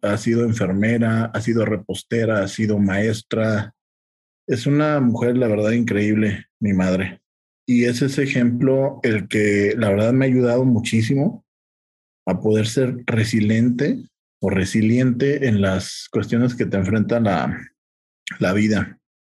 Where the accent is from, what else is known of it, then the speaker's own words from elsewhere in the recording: Aguascalientes, Mexico; Yo soy originario de Aguascalientes.